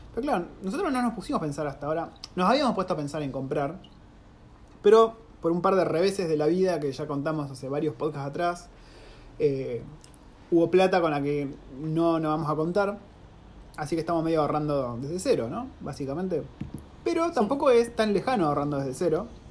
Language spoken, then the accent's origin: Spanish; Argentina; moved away; uno como argentino